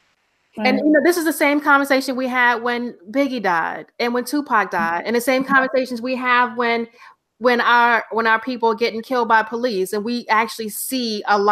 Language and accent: English; the South, United States; now in Bronx, New York, United States; growing up in the South